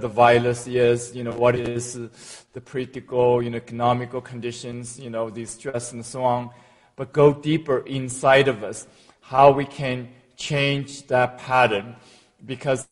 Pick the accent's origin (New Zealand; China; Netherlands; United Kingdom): China; moved away as an adult; now in United States; In China, in a small village, in a very poor family, and was adopted a couple of times.